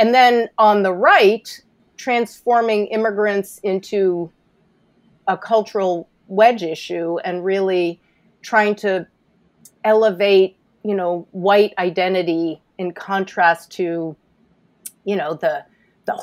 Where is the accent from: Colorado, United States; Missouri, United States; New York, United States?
New York, United States; New York City; I'm a native New York City girl